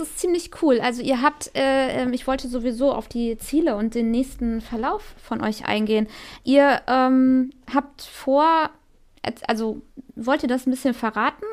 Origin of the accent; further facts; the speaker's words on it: North Rhine-Westphalia, Germany; ich komme ja aus Nordrhein-Westfalen